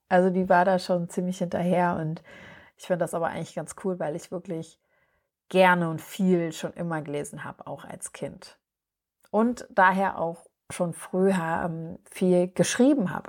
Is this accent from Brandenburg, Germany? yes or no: no; Berlin, Germany; ich bin ja in Berlin geboren und aufgewachsen